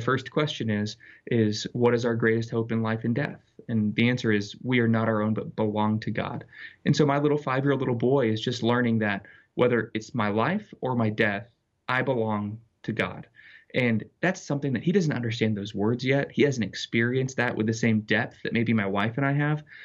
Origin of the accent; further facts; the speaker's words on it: Littleton, Colorado, United States; I grew up in Littleton, Colorado, in a fairly secular environment